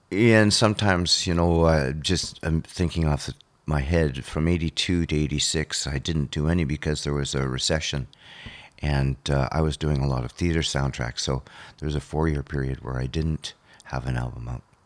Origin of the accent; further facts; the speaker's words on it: Thunder Bay, Ontario, Canada; growing up on Lake Superior